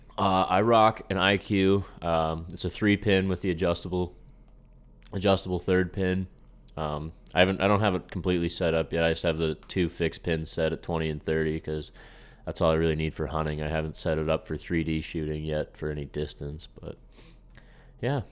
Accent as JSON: {"language": "English", "region": "Pennsylvania", "country": "United States", "said": "we're from Pennsylvania"}